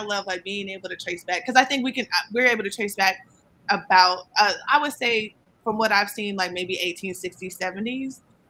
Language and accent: English; Hampton, Virginia, United States; So we're from Hampton, Virginia.